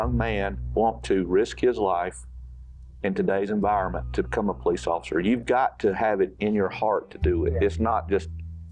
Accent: Oconee County, South Carolina, United States; I was born and raised in Oconee

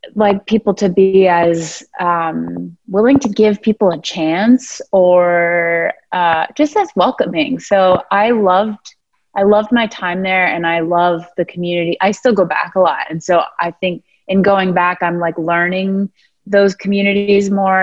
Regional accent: Florida, United States; now in Nashville, United States; I'm from Florida

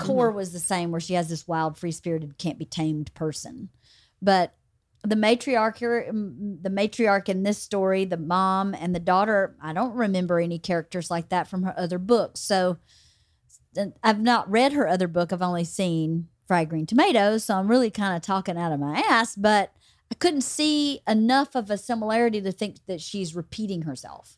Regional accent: Bowdon, the South, United States; moved away; people that I grew up with in Bowden

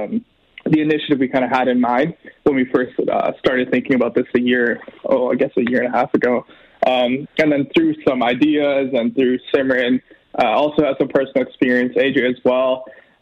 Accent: Edmonton, Alberta, Canada; I grew up here in Millwoods. I've been in Edmonton my whole life.

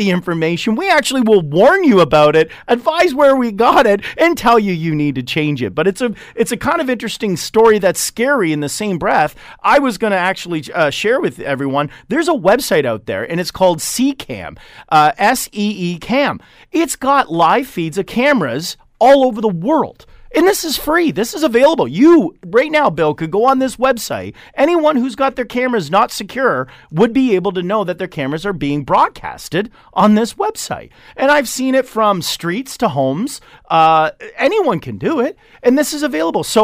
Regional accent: Canada; I don't know where you are. I haven't turned on any of your other security cameras, but I'm from Canada

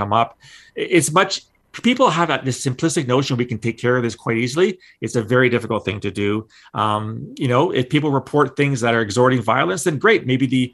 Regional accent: London, Ontario, Canada; growing up in London, Ontario

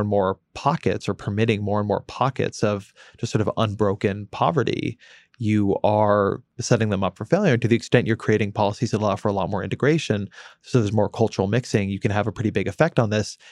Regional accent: Southern California, United States; I grew up in Southern California

